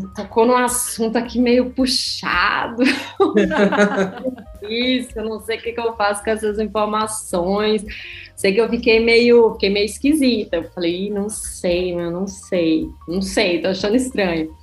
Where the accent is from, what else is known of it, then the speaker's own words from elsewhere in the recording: interior of Paraíba, Brazil; moved away as an adult; also born or lived in São Paulo; now in Portugal; na cidade onde eu nasci, no interior da Paraíba